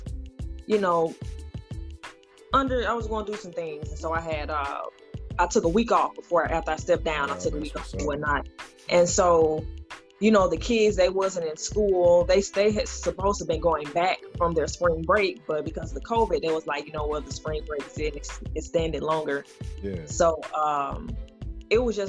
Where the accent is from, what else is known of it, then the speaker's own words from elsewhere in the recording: St. Louis, Missouri, United States; born and raised North Side and North County, mostly the North City.